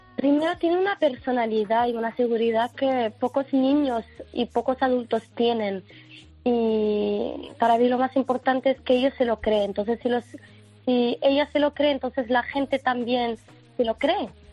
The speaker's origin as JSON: {"language": "Spanish", "country": "Morocco", "said": "soy marroquí, no soy española"}